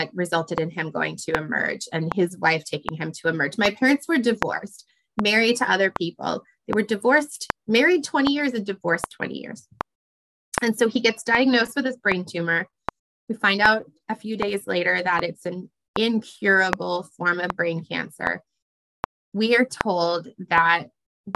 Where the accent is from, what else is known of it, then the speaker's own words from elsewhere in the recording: Canada; also born or lived in Ottawa; I'm Canadian